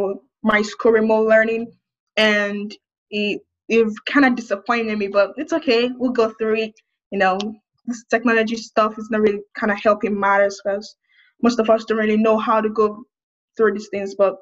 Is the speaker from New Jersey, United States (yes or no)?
no; Wichita, Kansas, United States; I'm from Wichita, Kansas